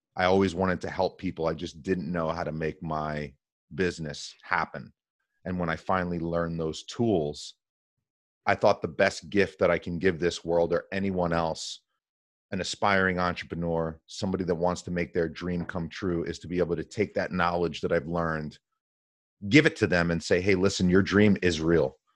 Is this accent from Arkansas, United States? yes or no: no; New Jersey, United States; born and raised in New Jersey.